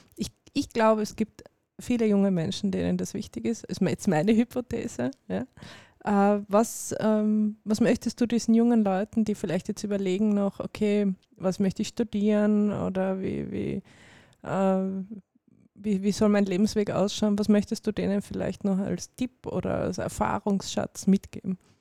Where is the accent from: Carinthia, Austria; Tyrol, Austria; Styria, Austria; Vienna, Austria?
Carinthia, Austria; ich bin selber Kärntnerin